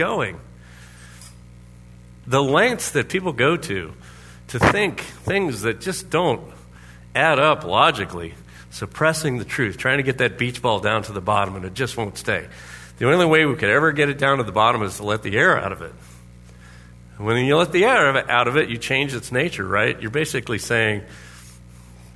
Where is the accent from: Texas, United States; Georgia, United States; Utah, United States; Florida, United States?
Florida, United States; Orlando; now in Anchorage, United States; Everyone had pools. Has pools in Orlando, Florida